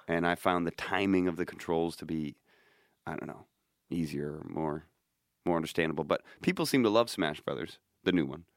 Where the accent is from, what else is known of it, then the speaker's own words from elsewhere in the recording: United States; I'm an American person